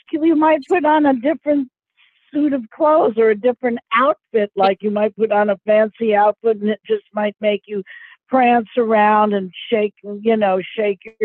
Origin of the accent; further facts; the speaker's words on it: New York City, New York, United States; a gal like me growing up in New York City